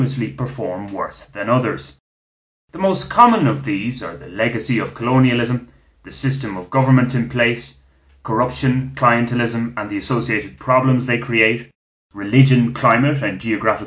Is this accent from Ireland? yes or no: yes; Ireland; now in Colombia; we Irish